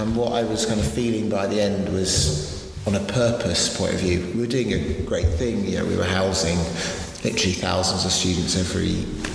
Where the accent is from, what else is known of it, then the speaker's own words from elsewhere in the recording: United Kingdom; you arrive as a British teenager